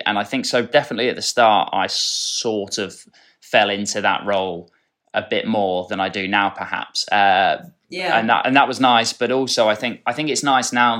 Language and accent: English; Dorset, South West England, United Kingdom; growing up in Dorset